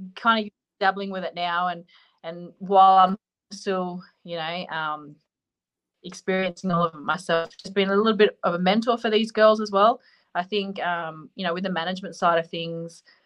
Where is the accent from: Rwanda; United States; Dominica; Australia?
Australia; we're both Australian